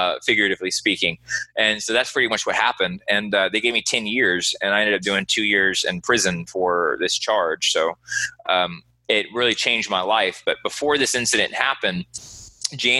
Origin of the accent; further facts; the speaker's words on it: Houston, Texas, United States; I'm from Houston, Texas